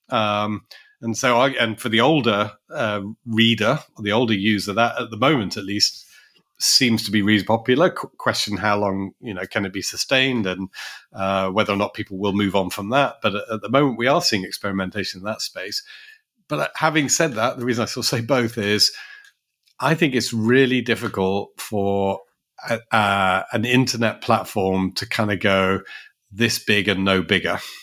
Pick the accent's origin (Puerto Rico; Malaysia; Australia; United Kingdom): United Kingdom; London; as a Londoner